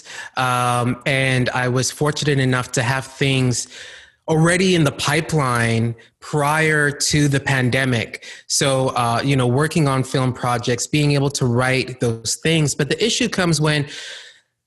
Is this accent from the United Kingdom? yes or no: no; Calgary, Alberta, Canada; also born or lived in Ghana; I grew up partly in Calgary, Alberta, and the other part of my childhood, I grew up in Ghana, West Africa